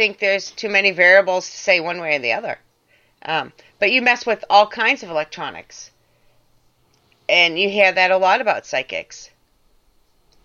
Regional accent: Massachusetts, United States; I grew up in Mass.

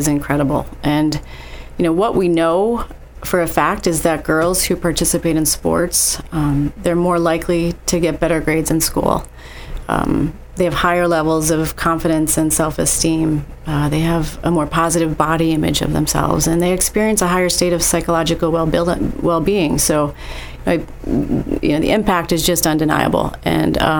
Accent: northeastern Pennsylvania, United States; I grew up in a small town in northeastern Pennsylvania

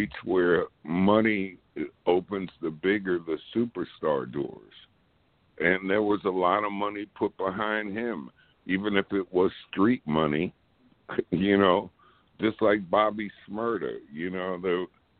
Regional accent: New York, United States; I'm from New York

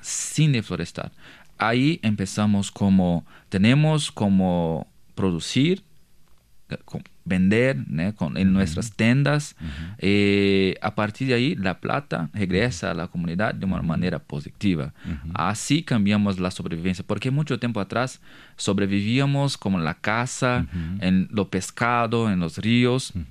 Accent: Brazil; Spanish is a second language; yo soy de una comunidad indígena de, de, pueblo Terena, que está cerquita de Paraguay y Bolivia

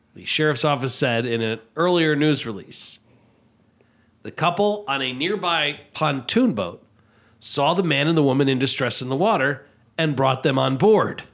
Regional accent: United States; I was from the Quad Cities

